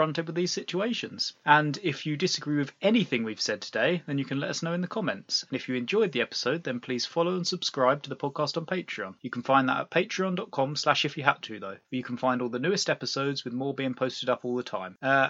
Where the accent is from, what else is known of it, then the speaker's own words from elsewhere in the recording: United Kingdom; I am British